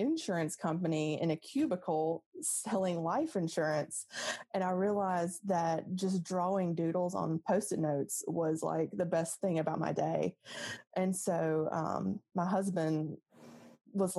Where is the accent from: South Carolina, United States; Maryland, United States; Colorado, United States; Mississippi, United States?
Mississippi, United States; Jackson; I grew up in the South Jackson / Byram area. I went to Terry High School.